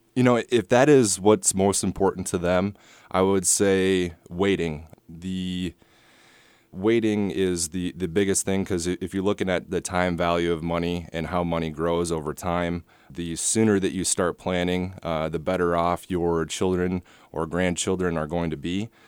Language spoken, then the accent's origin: English; Rosemount, Minnesota, United States; moved away as an adult; also born or lived in Iowa City, United States / West Des Moines, United States; now in Perry, United States; I grew up in Minneapolis, a suburb called Rosemont